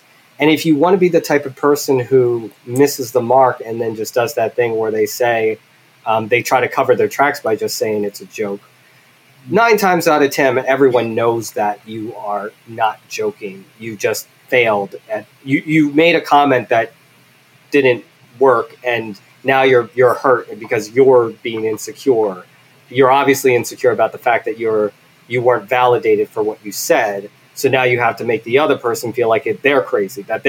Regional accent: Philadelphia, Pennsylvania, United States; I grew up with in Philly

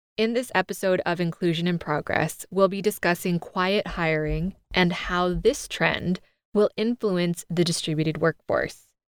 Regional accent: United States; I'm an American through and through

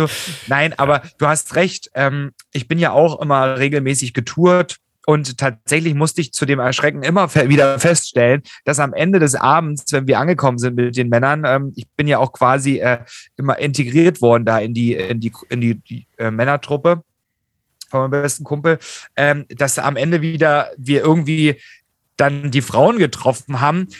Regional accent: Germany; in unserem Land

